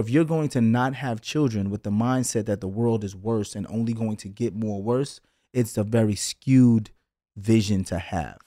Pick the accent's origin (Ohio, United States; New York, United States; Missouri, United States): New York, United States; New York City; growing up in Brooklyn, someone may rob your sneakers